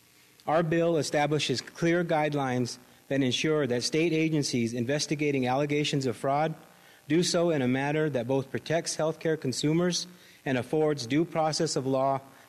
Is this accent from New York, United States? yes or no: no; Zia Pueblo, New Mexico, United States; I'm actually from Zia Pueblo, enrolled in Zia, and half Cochiti.